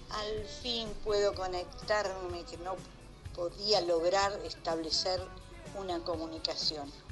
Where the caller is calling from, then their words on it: Los Reartes, Córdoba, Argentina; eh, desde Los Reartes, Córdoba titular de ….